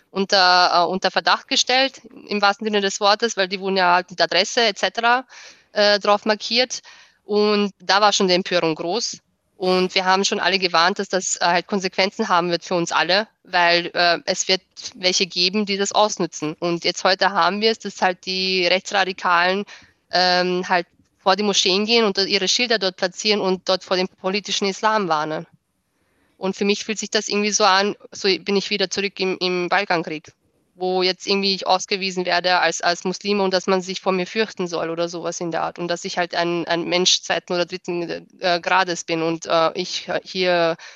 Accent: Austria; Genau, ich bin Österreicherin.

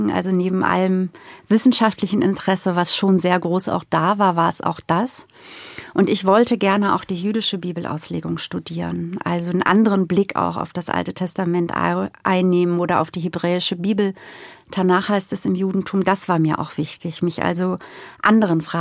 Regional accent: Lower Saxony, Germany; ich komme aus Ostfriesland, tatsächlich aus einem kleinen ostfriesischen Dorf, habe angefangen in Hamburg zu studieren und war erst auch mal überwältigt von der Stadt.

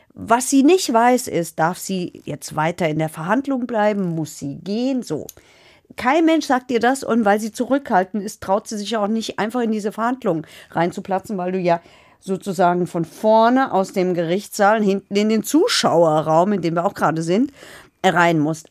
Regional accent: Hesse, Germany; bei uns in Hessen

